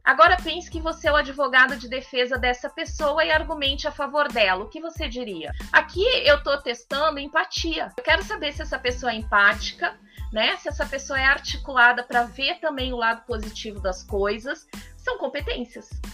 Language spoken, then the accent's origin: Portuguese; Brazil; como bons brasileiros